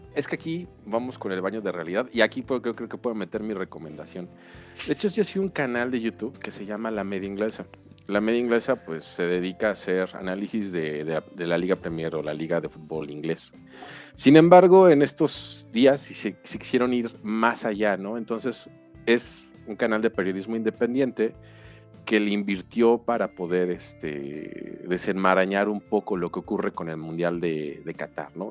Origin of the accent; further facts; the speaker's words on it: Mexico; en México